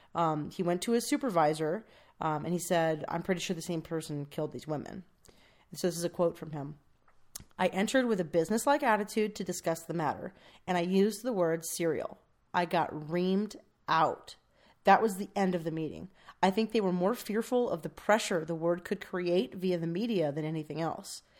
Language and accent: English; California, United States; we're from California